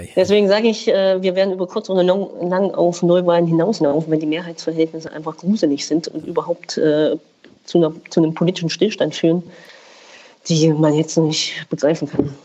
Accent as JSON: {"language": "German", "region": "Thuringia", "country": "Germany", "said": "bei uns in Thüringen"}